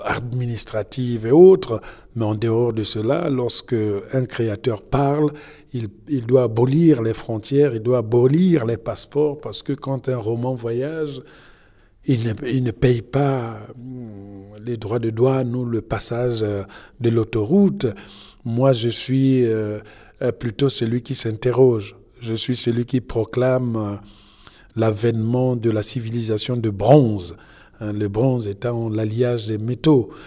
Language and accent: French; Republic of the Congo; also born or lived in France; now in United States; je suis congolais